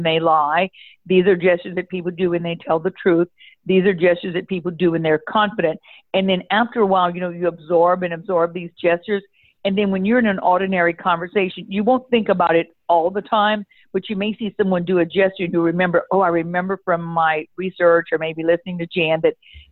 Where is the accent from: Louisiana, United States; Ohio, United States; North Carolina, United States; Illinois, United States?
Louisiana, United States; I'm from Louisiana